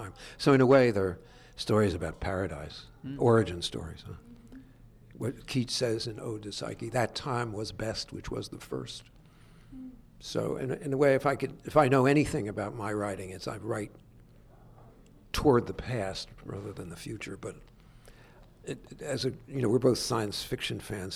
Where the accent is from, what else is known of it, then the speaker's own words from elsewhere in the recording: Perth Amboy, New Jersey, United States; I grew up in Perth Amboy, New Jersey